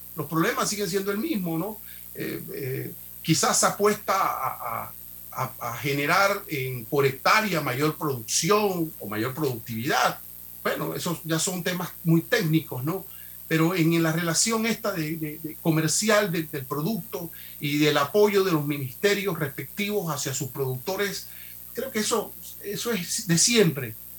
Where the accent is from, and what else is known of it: Panama